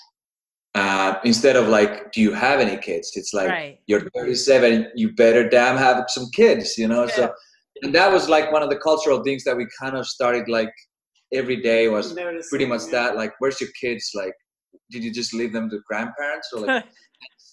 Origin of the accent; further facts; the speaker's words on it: Finland; I'm from Finland